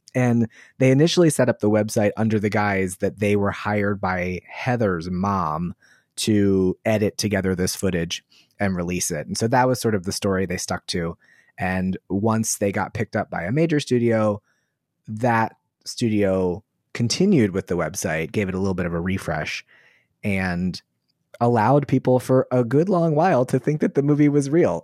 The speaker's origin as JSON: {"language": "English", "town": "Waldorf", "region": "Maryland", "country": "United States", "tie": "born or raised there", "said": "I grew up in Waldorf, Maryland"}